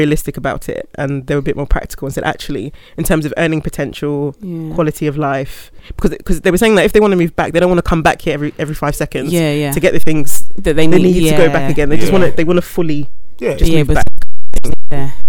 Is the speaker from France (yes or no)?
no; United Kingdom; my experience as a British Ghanaian